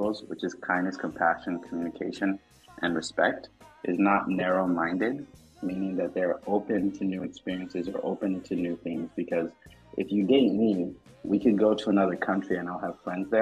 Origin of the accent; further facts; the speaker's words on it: Madagascar; moved away; I am from Madagascar. I do have a Malagasy passport